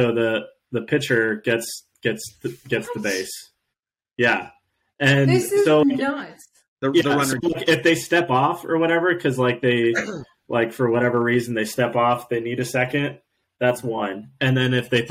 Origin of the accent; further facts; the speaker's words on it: Eugene, Oregon, United States; When I was growing up in Eugene